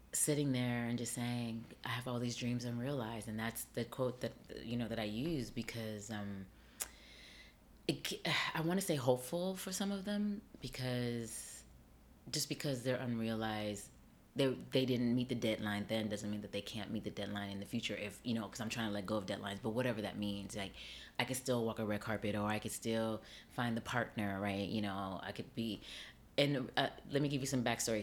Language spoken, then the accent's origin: English; Las Vegas, Nevada, United States; moved away as an adult; now in New York City, United States; I grew up on the West Coast. I grew up in Las Vegas.